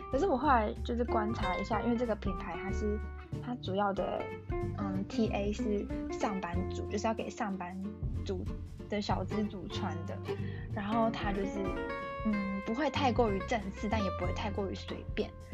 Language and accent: Chinese; Taiwan; moved away; also born or lived in Germany; 你是台湾人吗？然后我就说，哦，对